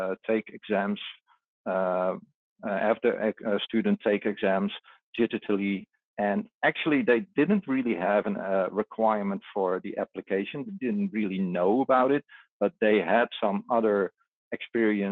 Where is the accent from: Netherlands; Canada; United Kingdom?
Netherlands; just outside of my hometown here in the Netherlands